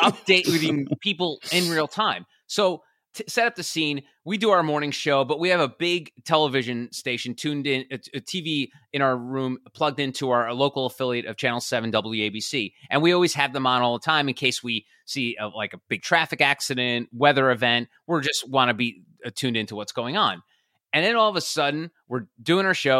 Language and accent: English; New Jersey, United States; now in Charleston, United States; I'm originally from the New York City area, born and raised in New Jersey, currently in Charleston, South Carolina